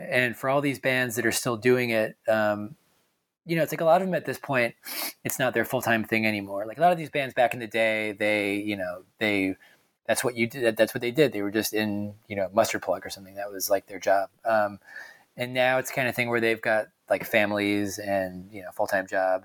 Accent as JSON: {"language": "English", "area": "just outside of Hartford", "region": "Connecticut", "country": "United States", "tie": "born or raised there", "said": "I'm from just outside of Hartford."}